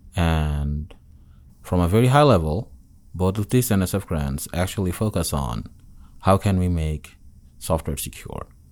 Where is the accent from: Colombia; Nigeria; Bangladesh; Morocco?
Bangladesh; Dhaka, Dhaka Division; moved away as an adult; also born or lived in Chittagong / Connecticut / North Carolina; now in Auburn, United States; I'm from the capital city in Dhaka